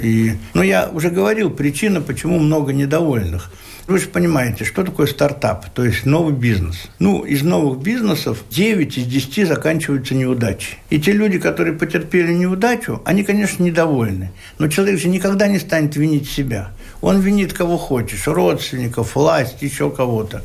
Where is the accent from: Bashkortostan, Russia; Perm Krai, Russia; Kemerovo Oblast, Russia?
Bashkortostan, Russia; я же родился в Башкирии